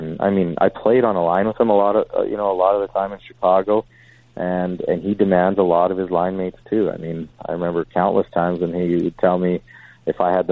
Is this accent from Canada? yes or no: yes; Calgary, Alberta, Canada; my hometown